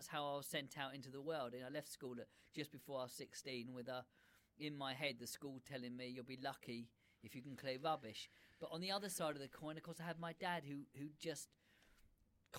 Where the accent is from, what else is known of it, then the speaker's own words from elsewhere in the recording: Brighton, South East England, United Kingdom; I was born in Brighton